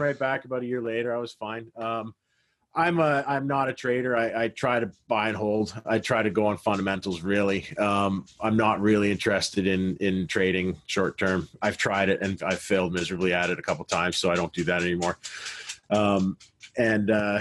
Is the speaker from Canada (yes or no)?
yes; Canada; I'm Canadian